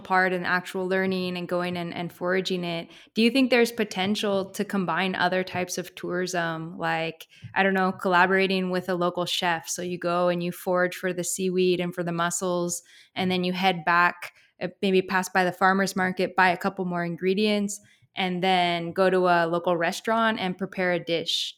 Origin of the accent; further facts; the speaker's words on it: Pacific Northwest, United States; also born or lived in Eugene, Oregon; I'm from the Pacific Northwest